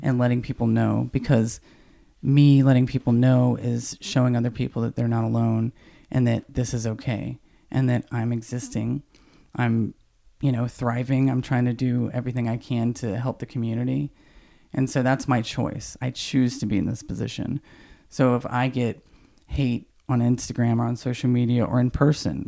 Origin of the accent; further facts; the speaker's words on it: Snellville, Georgia, United States; I grew up in the South in, you know, very small town in Georgia.